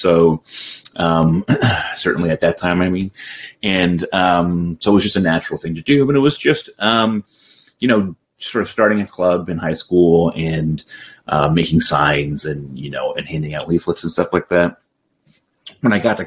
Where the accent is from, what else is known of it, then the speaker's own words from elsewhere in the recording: Middletown, Connecticut, United States; I grew up in Middletown, Connecticut